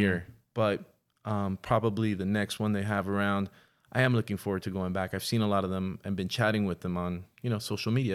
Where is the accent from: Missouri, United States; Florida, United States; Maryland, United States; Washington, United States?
Florida, United States; Miami; now in Los Angeles, United States; I was born in Miami, nineteen seventy-seven